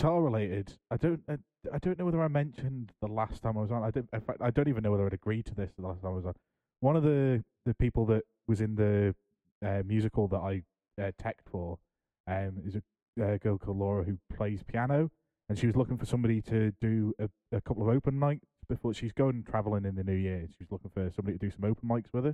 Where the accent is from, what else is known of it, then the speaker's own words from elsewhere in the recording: United Kingdom; As a British person